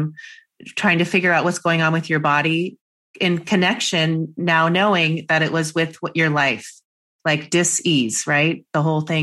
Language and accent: English; Seattle, Washington, United States; I grew up in Seattle in Washington State